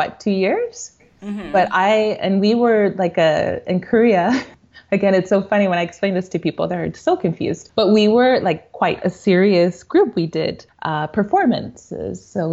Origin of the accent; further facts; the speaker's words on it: Colombia; The Afro-Colombian population is not very pronounced in the interior of the country, but we're absolutely, we're absolutely there. There is a presence.